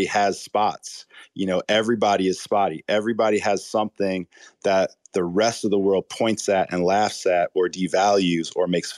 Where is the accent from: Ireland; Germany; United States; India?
United States; Chicago, Illinois; I'm from the Chicago area